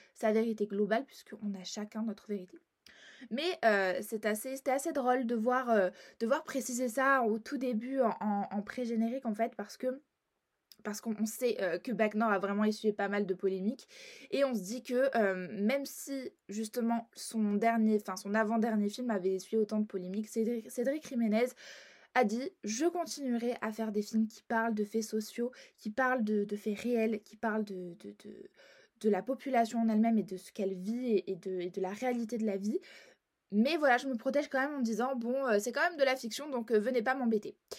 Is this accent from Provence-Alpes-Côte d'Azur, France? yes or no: yes; Marseille, Provence-Alpes-Côte d'Azur, France; je suis marseillaise